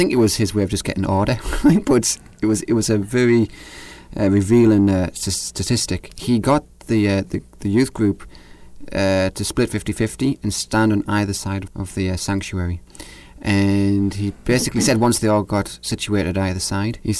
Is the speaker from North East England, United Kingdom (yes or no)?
yes; North East England, United Kingdom; from the northeast of England, where I'm from